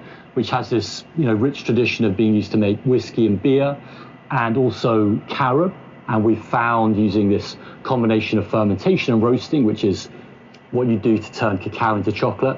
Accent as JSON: {"language": "English", "town": "Birmingham", "region": "West Midlands", "country": "United Kingdom", "tie": "born or raised there", "said": "I grew up in Birmingham near the Cadbury's chocolate factory"}